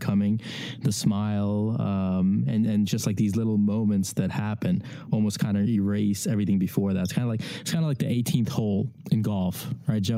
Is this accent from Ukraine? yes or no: yes; Ukraine; moved away; I come from a Eastern European background, because I was born in Ukraine